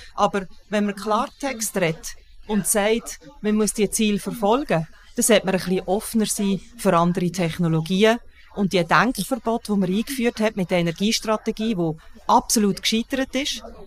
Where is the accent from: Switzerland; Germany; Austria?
Switzerland; bei uns in der Schweiz